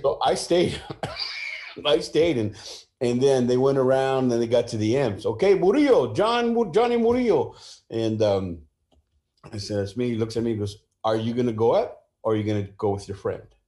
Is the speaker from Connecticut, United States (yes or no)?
no; San Jose, California, United States; also born or lived in Sacramento / Mexico (family); now in Southern California, United States; born and raised in San Jose